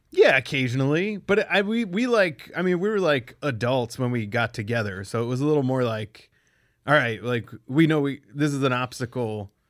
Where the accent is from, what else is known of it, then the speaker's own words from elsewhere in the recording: Pennsylvania, United States; moved away; also born or lived in Cleveland; I'm from Pennsylvania.